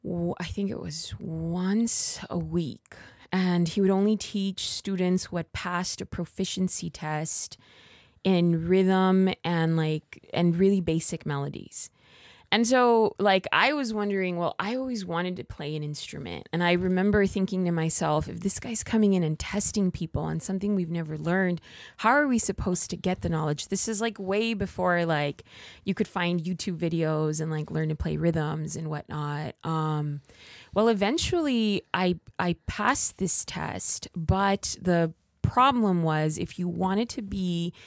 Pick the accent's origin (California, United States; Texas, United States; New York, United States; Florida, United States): California, United States; Los Angeles; I grew up in East Los Angeles in what is a low income community.